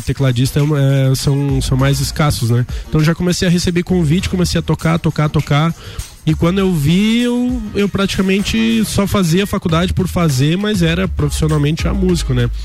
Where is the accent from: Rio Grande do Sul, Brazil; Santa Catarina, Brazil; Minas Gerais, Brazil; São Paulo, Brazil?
Santa Catarina, Brazil; Lages; born or raised there; also born or lived in Urubici / Florianópolis